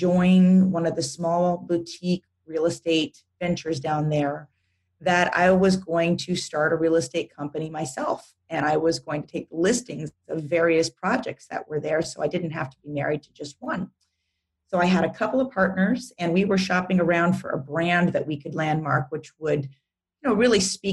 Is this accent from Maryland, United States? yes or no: no; Doral, Florida, United States; moved away as an adult; also born or lived in Hawaii / Costa Rica; driving the golf cart in the community in Miami, Florida, where I grew up in Doral